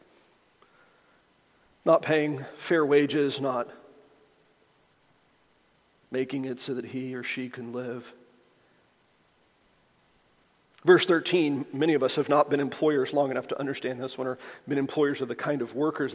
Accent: the American South, United States; I am a Southerner

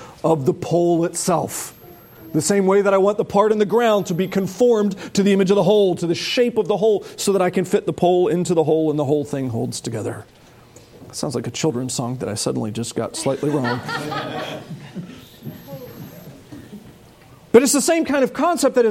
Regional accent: United States; as American Christians

